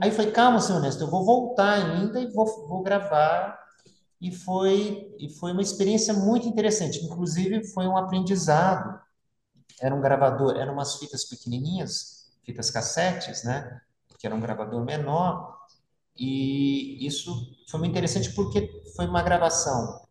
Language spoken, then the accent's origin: Portuguese; São Paulo, Brazil; moved away as an adult; also born or lived in São Bernardo do Campo / Santo André; now in São José dos Campos, Brazil; nasci em São Bernardo, me criei em São Paulo e moro em São José